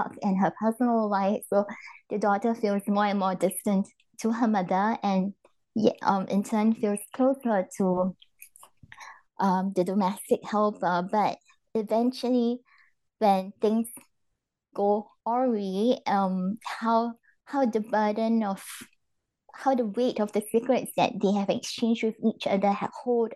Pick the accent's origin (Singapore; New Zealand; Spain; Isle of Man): Singapore; moved away as an adult; also born or lived in London; now in Germany; I grew up in Singapore